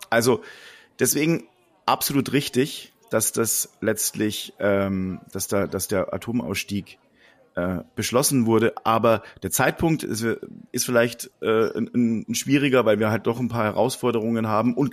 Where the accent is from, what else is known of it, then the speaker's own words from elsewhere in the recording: Bavaria, Germany; ich komme aus der aus Ostbayern